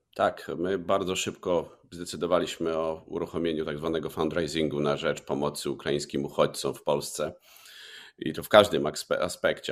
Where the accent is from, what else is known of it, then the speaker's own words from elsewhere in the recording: Lubaczów, Subcarpathian Voivodeship, Poland; z okolic Lubaczowa, mojego rodzinnego miasta